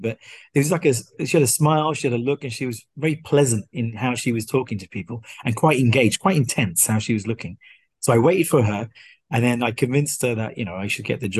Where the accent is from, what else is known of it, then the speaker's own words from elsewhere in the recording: Slough, South East England, United Kingdom; moved away as an adult; also born or lived in Bedfont, London; now in Singapore; I was born in Slough, raised there until I was about 12.